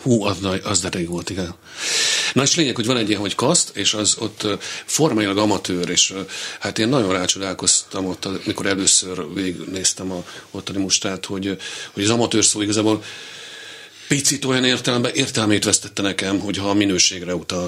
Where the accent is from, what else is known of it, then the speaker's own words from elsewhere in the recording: Hungary; also born or lived in Vienna / Berlin / Paris; magyar vagyok